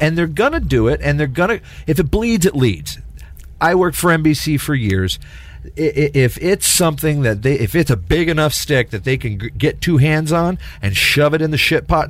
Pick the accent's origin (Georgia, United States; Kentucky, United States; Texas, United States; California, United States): Texas, United States; I grew up in Texas.